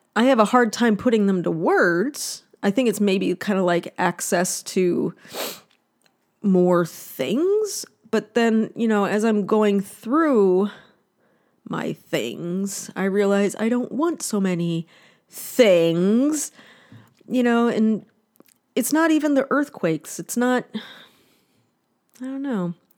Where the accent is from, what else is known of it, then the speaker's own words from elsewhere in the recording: northern Ohio, United States; now in California, United States; my hometown, like in, uh, in northern Ohio